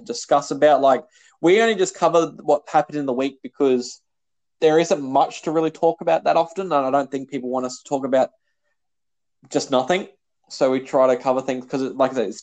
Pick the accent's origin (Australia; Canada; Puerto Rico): Australia; We're Australian